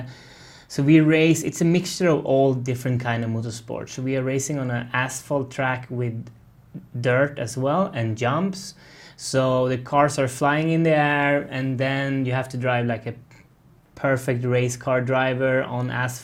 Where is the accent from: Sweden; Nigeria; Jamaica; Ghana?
Sweden; northern Sweden; English is a second language; moved away as an adult; also born or lived in Charlotte, North Carolina; I'm born and raised in Sweden, northern Sweden, up in a ski resort